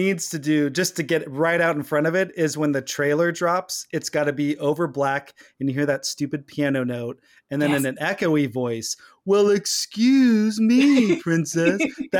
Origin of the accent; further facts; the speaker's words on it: California, United States; born there; As a native Californian, well, you know, I was born in California, let's just say. Not a native I'm not an indigenous person. I was born.